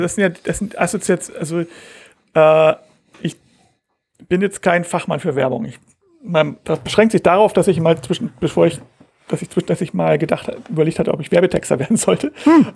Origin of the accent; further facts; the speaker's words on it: Hamburg, Germany; also born or lived in Bangkok; als Hamburger